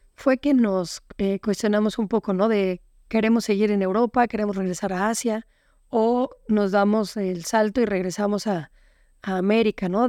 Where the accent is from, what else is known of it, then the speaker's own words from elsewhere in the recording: Mexico City, Mexico; moved away as an adult; also born or lived in Playa del Carmen; nosotros somos originales de Ciudad de México